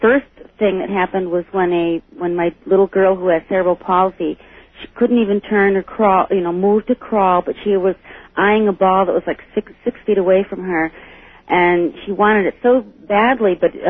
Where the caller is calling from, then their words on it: Jamestown, New York, United States; I'm calling from Jamestown, New York.